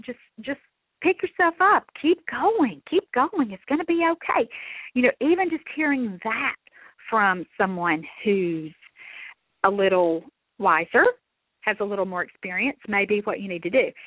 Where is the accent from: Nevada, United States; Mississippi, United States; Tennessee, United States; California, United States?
Mississippi, United States; I'm from Mississippi